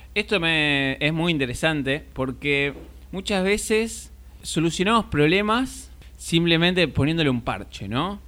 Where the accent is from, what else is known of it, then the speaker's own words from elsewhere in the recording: Argentina; somos acá de Argentina